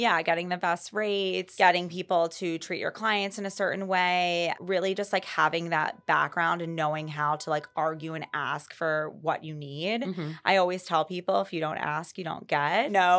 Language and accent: English; Maryland, United States; We're both from Maryland.